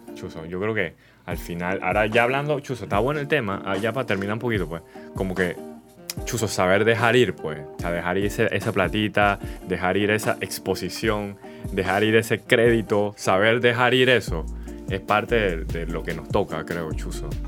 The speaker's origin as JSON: {"language": "Spanish", "country": "Panama", "said": "como panameños"}